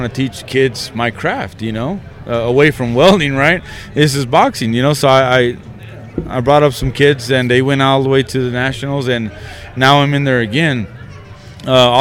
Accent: Midland, Texas, United States; since I was from Midland

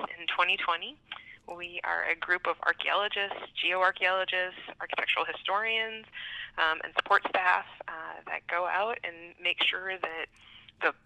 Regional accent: Iowa, United States; moved away as an adult; also born or lived in South Dakota / Nebraska; now in Bismarck, United States; Originally, I'm from Iowa.

